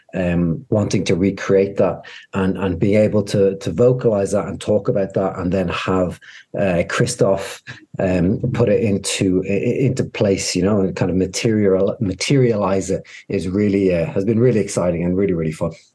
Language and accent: English; Dublin, Ireland; moved away as an adult; now in Washington, D.C., United States; I'm from Ireland originally. Uh, my family business was a fine dining French restaurant uh, that we had for about 30 years in Dublin